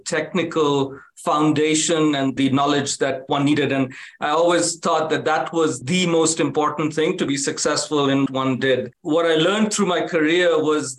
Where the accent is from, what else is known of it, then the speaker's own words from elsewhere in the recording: India; moved away as an adult; also born or lived in Africa / Kanpur, India; now in United States; I grew up in India and Africa